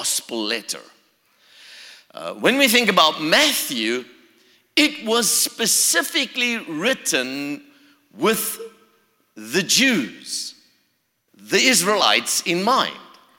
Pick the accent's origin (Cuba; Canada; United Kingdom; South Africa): South Africa; also born or lived in Florida, United States; now in Charlotte, United States; originally, I come from South Africa. So you can hear the accent.